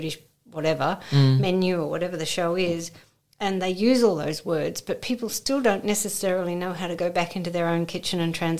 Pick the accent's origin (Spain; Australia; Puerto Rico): Australia; now in United Kingdom; growing up in Oz